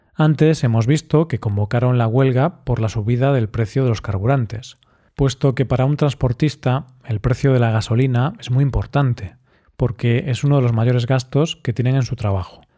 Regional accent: Spain; Así somos los españoles, muy cerveceros.

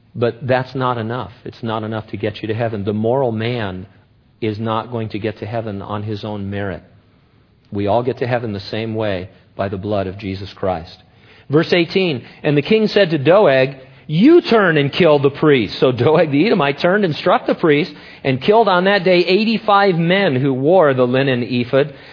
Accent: United States; I love being an American

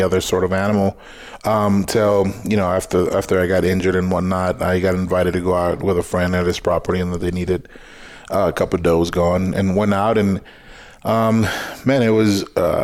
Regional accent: South Texas, United States; moved away; Growing up in South Texas, where it's hot and humid

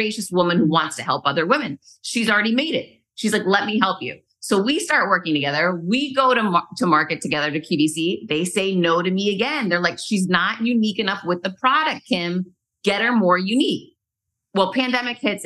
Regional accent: New England, United States; moved away; I'm originally from New England

